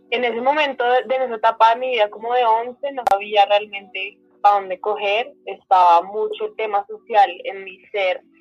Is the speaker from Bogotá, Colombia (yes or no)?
yes; Bogotá, Colombia; Yo soy de Bogotá, 100% de Bogotá. Em, tengo papás, un papá que nace aquí en Bogotá, pero tiene, em, tuvo papás de Nariño, mi mamá es costeña, pero vive desde hace mucho tiempo acá.